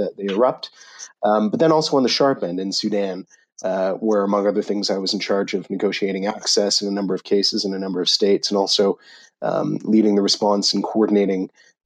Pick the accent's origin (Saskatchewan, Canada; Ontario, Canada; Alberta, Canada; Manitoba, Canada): Ontario, Canada; Ottawa; moved away as an adult; also born or lived in Cambridge, United Kingdom; I'm a Canadian, born in Ottawa, Canada